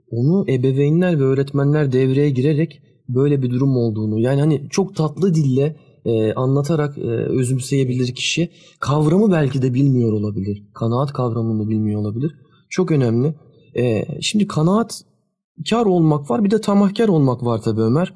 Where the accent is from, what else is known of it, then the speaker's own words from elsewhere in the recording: Sakarya, Turkey; Biz ikimiz de e, depremi görmüş kişiler olarak Sakaryalıyız biz.